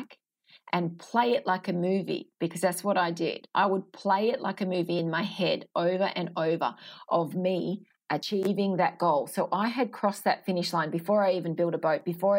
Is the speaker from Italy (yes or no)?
no; Sydney, New South Wales, Australia; I'm from Sydney